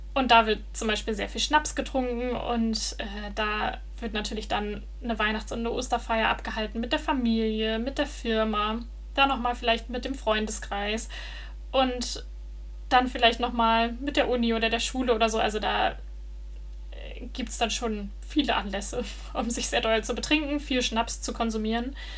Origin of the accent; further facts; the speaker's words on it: Germany; moved away as an adult; also born or lived in Netherlands; now in Denmark; wo ich herkomme, dass ich dann sagen musste, dass ich aus Deutschland komme